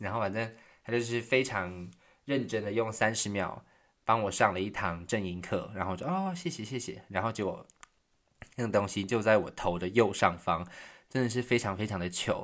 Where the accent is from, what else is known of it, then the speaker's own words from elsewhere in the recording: Taiwan; moved away as an adult; now in Berlin, Germany; 我是台湾人，这样，来自台湾